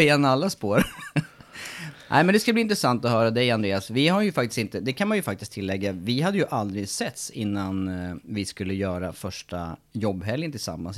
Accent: Eskilstuna, Södermanland, Sweden; där jag kommer från Eskilstuna

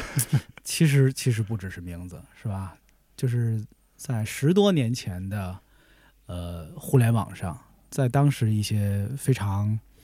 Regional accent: Tianjin, China; 我小时候是在天津电视台

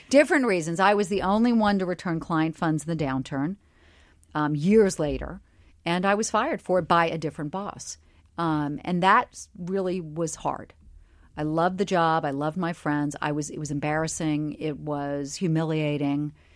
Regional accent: Charleston, South Carolina, United States; I grew up in Charleston, South Carolina, in a very middle-class family

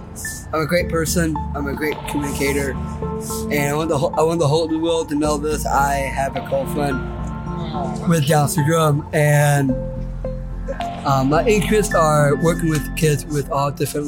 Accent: Irvine, California, United States; I'm 22 years old. I'm from Irvine, California.

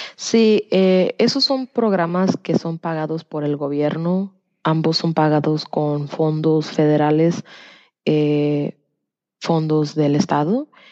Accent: Tennessee, United States; also born or lived in Degollado, Jalisco, Mexico / Knoxville, Tennessee / Orlando, Florida; Me vine a los dos años a los Estados Unidos y desde que estoy chica he vivido en Tennessee

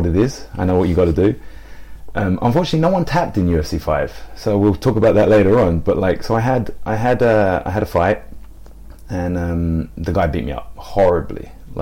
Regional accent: England, United Kingdom; moved away; born and bred here

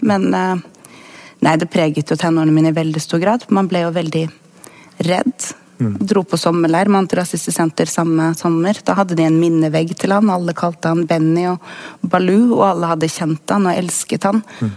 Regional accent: Sandefjord, Vestfold, Norway; jeg kommer jo fra Sandefjord

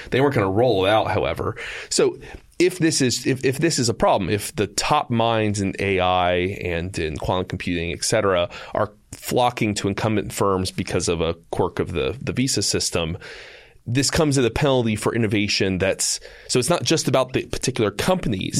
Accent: United States; I am still an American.

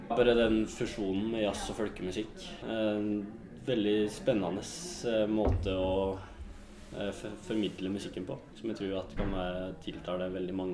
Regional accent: Innlandet, Norway; og jeg er jo ifra Valdres, så da var det hovedsakelig Valdres-spillet

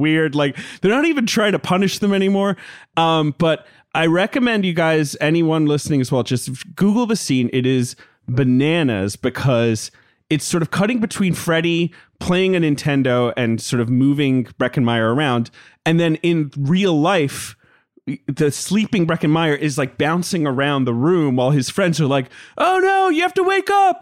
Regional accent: London, United Kingdom; I grew up in London

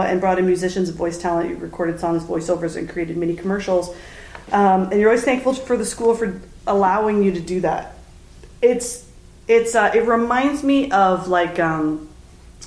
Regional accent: Toronto, Ontario, Canada; as a kid growing up in Toronto

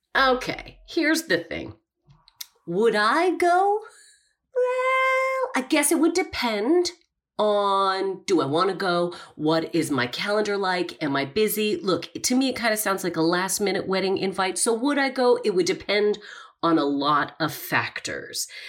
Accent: Calgary, Alberta, Canada; moved away; I'm from Calgary

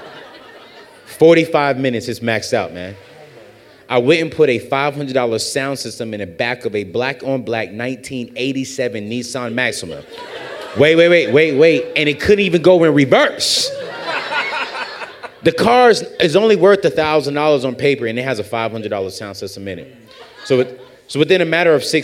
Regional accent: United States; also born or lived in San Diego, California / North Carolina; now in Nashville, United States; I grew up in San Diego, California, and North Carolina

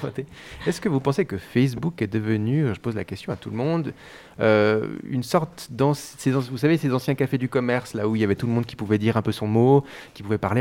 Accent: Switzerland; je, suis né ici

